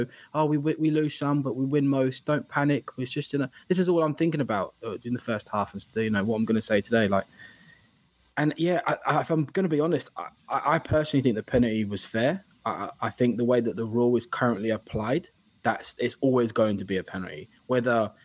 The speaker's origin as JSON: {"language": "English", "region": "England", "country": "United Kingdom", "said": "being English"}